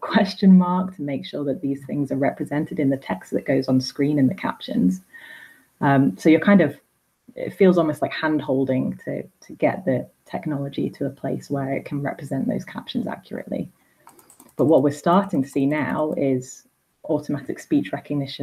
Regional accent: Blackpool, North West England, United Kingdom; I say bath because I'm from Blackpool

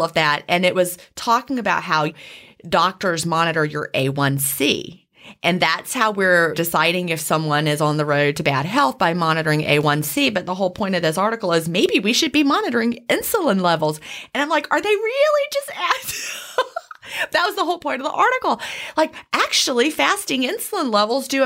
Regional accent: Southern United States, United States; accent: Southern; my Southern accent

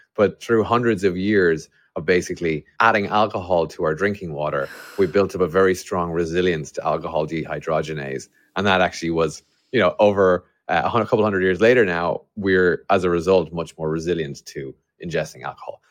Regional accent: Ireland; an Irishman develop, building a company to try and solve liver disease

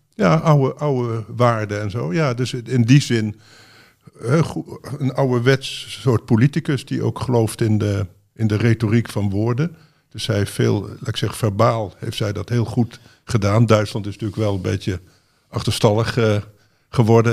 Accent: Netherlands; wij, denk ik, als Nederlanders

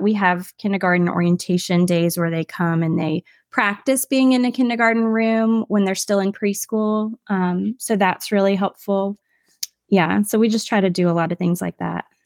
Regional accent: Williamsburg, Virginia, United States; also born or lived in Charlottesville, Virginia / Shenandoah Valley, Virginia; where I grew up in Williamsburg

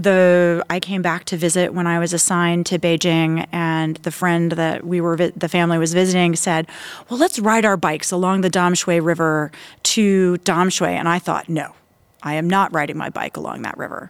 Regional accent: Tampa, Florida, United States; moved away as an adult; now in Taiwan; my hometown of Tampa, Florida

